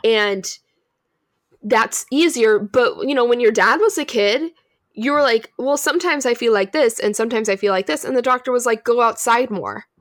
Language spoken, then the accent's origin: English; California, United States; We're from California